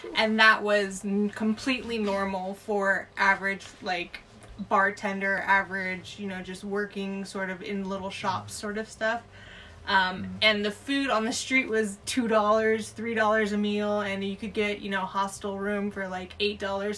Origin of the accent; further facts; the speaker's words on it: Southern California, United States; moved away as an adult; Had three years away from the States, where originally I'm from Southern California